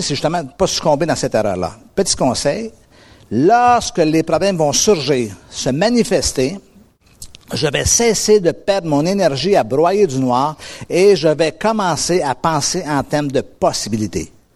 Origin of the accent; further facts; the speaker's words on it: North American, near the US border, Montreal area, Quebec, Canada; je suis un Nord-Américain. Et, euh, il y a un tout petit pays à peu près à quarante-cinq minutes de route de chez moi qui s'appelle les États-Unis